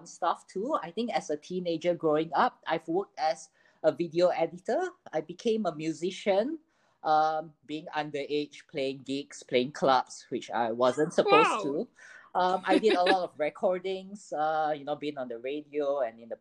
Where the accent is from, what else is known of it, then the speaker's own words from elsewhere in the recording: Malaysia; I'm a Malaysian working in the energy sector in Sapura Energy